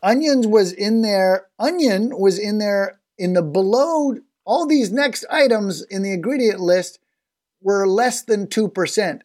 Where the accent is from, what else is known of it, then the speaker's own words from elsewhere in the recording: Canada; as a Canadian